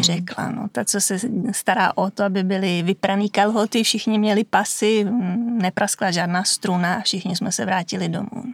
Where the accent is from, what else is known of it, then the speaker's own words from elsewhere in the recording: Vimperk, South Bohemian Region, Czechia; moved away as an adult; now in Italy; jsem z Vimperka